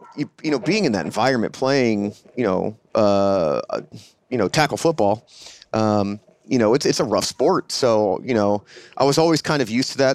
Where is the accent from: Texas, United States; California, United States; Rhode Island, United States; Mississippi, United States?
California, United States; San Diego; moved away as an adult; I'm actually a San Diego native, um, born and raised in San Diego